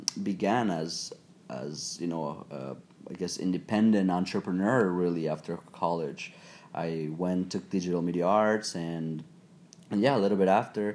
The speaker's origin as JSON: {"language": "English", "country": "Mexico", "tie": "born or raised there", "said": "I was born and raised in Mexico"}